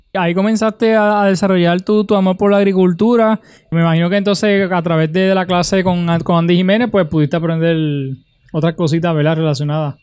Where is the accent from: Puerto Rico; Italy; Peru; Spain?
Puerto Rico; Utuado; mi pueblo de Utuado